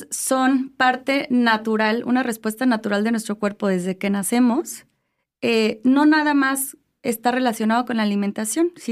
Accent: Morelia, Michoacán, Mexico; also born or lived in Spain; soy aquí de Morelia, aquí estudié, aquí de hecho hice mi licenciatura en psicología

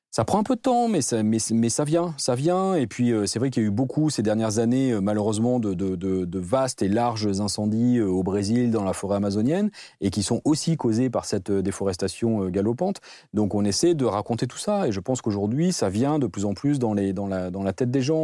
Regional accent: the South-West, south-west France, France; on vient tous les deux du Sud-Ouest

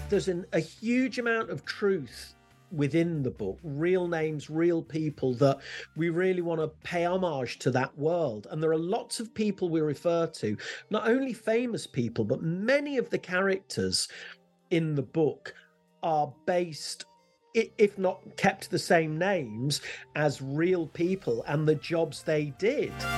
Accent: Leicester, East Midlands, United Kingdom; I used to walk to school, I'm from Leicester, and I used to walk to school every day

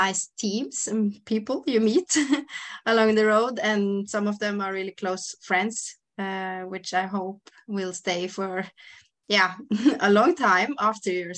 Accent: Norway; We're going to make a race in our hometown

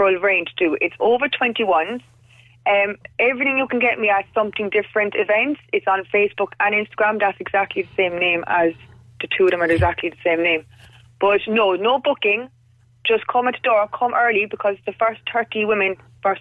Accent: Cork, Munster, Ireland; I'm from Cork

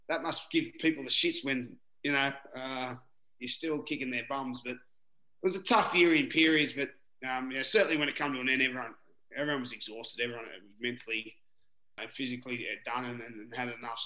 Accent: Newcastle, New South Wales, Australia; I'm a halfback from Newcastle

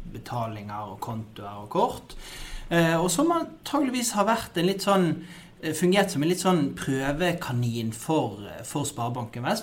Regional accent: Norway; er født og oppvokst i Norge

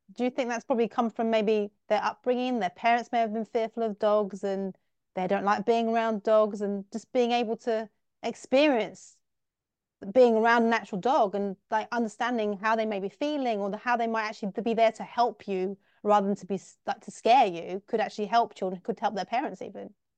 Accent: England, United Kingdom; I'm from England, I'm from the U K, and in the U K, we are dog lovers

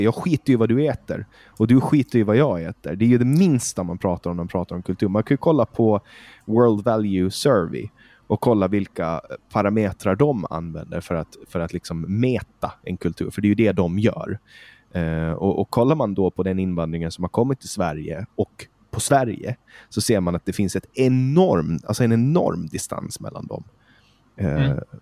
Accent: Åland Islands; moved away as an adult; now in Stockholm, Sweden; jag är från Åland, född och uppvuxen på Åland.

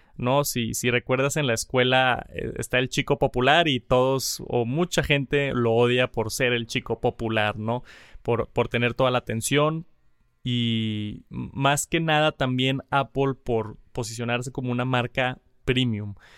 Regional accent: Colombia; also born or lived in Bogotá; soy de Colombia, vivo en Bogotá

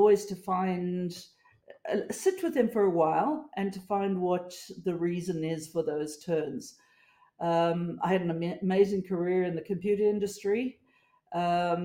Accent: South Africa; moved away as an adult; also born or lived in United States; now in Australia; I grew up in South Africa

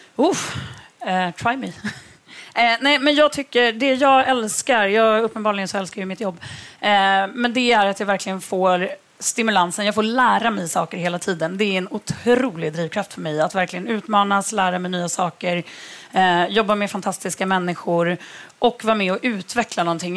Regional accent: Örebro, Örebro County, Sweden; moved away; Jag kommer från Örebro

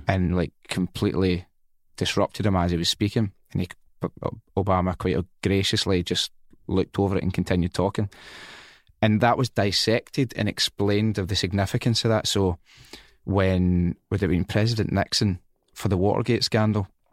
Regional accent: Scotland, United Kingdom; also born or lived in England / Spain; I am Scottish

